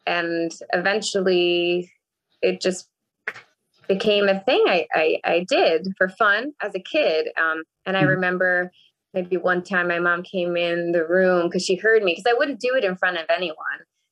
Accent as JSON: {"language": "English", "town": "New York City", "region": "New York", "country": "United States", "tie": "born or raised there", "moved": "as an adult", "said": "I grew up in New York City. So one of the five boroughs, which is Queens for me"}